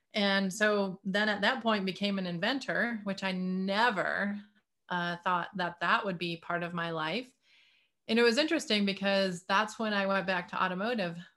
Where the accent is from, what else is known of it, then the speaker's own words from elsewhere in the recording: Detroit, Michigan, United States; growing up in the Detroit area